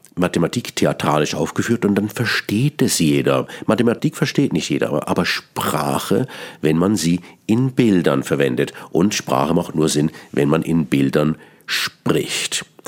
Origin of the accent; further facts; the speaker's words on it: Bern, Switzerland; accent: Bernese Swiss German; first language Swiss German; German is a second language; Ich bin gebürtiger Berner. Mein Hochdeutsch ist nicht meine Muttersprache